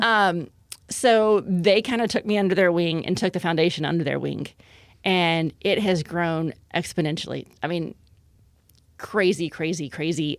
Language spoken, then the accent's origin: English; Lake Jackson, Texas, United States; moved away as an adult; also born or lived in Miami / Denver / Washington, D.C.; I grew up in Lake Jackson